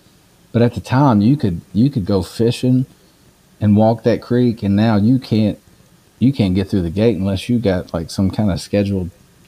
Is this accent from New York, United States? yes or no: no; Woodford County, Kentucky, United States; I grew up in Woodford County